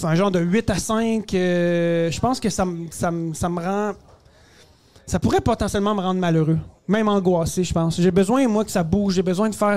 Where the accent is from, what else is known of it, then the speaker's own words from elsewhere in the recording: Quebec, Canada; né au Québec, d'origine euh, égyptienne.